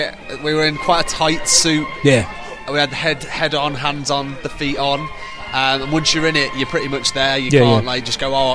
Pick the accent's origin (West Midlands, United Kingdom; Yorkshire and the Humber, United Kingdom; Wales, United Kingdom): West Midlands, United Kingdom; Birmingham; now in Liverpool, United Kingdom; I'm from Birmingham originally, but I live in Liverpool